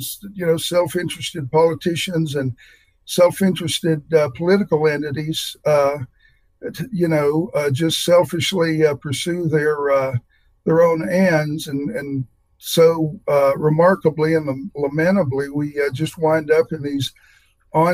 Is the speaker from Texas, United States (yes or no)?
no; near Morganton, North Carolina, United States; moved away as an adult; now in Nebraska, United States; I grew up only 30 minutes away from Morganton, North Carolina